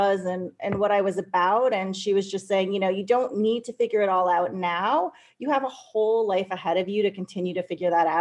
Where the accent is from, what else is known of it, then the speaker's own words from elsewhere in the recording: California, United States; moved away as an adult; I came from California